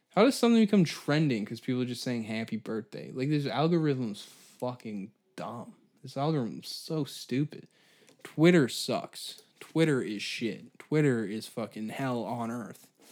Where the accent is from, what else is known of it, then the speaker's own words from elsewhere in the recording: Canada; I'm Canadian